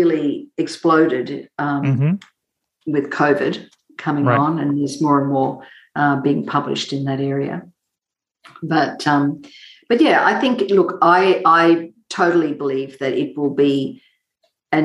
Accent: Mackay, Queensland, Australia; I grew up in a small country town in northern Queensland called Mackay, and I grew up on a sugarcane farm.

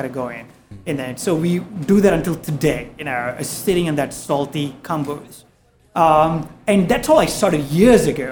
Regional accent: Malaysia; moved away as an adult; also born or lived in Singapore; now in New York, United States; I'm from Malaysia

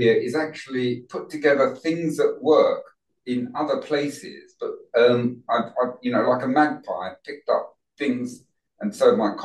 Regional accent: London, United Kingdom; I was brought up in Northwest London in Wembley.

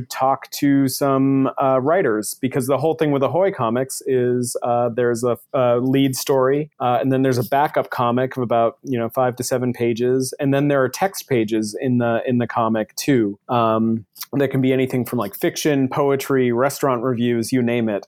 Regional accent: Buxton, Maine, United States; moved away as an adult; also born or lived in Portland, Maine / Boston / Colorado; now in Seattle, United States; I grew up in Buxton, Maine

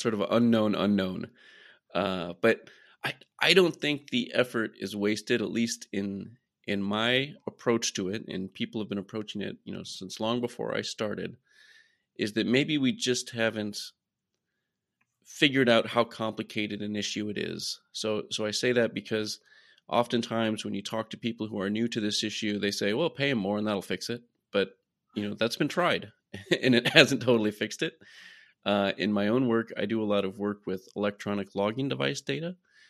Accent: Iowa, United States; I'm from Iowa originally, grew up around farming

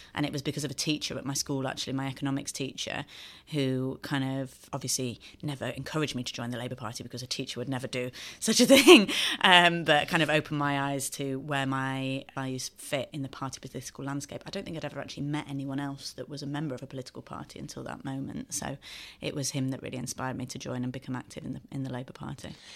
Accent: Sheffield, Yorkshire and the Humber, United Kingdom; a very happy childhood growing up in Sheffield, and, uh, I'm so proud to represent my home city now

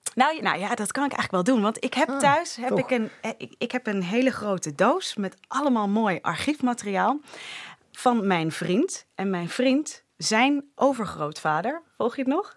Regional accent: Leiden, South Holland, Netherlands; accent: super Hollands; ik kom eigenlijk uit Leiden

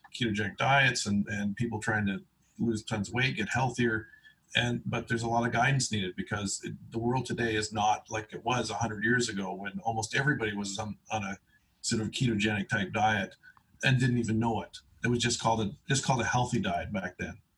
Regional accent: East Coast, Canada; I was born on the East Coast

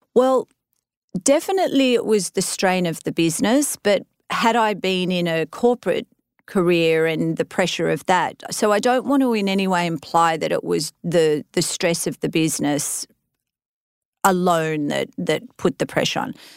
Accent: Australia; moved away as an adult; now in United States; I was an Aussie transplanted into the US

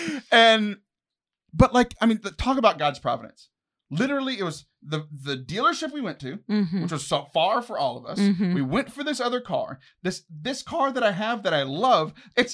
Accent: Texas, United States; born there; I'm not born knowing these things because I was born in Texas.

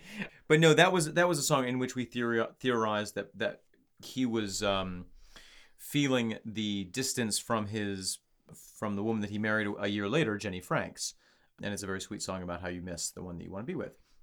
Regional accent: upstate New York, United States; the good people in my hometown in upstate New York

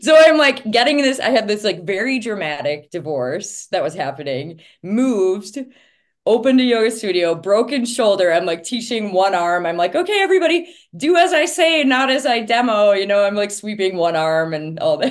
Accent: Princeton, Minnesota, United States; I grew up in Princeton, Minnesota

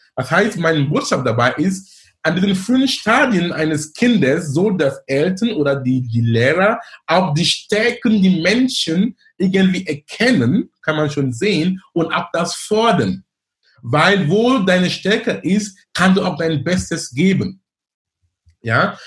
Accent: Cameroon; German is a second language; moved away as an adult; also born or lived in Darmstadt, Germany / Munich, Germany / Ruhr area, Germany; now in Germany; Ich bin gebürtiger Kameruner. Ich lebe in Deutschland über neunzehn Jahren. Ich bin damals gekommen wegen Studium.

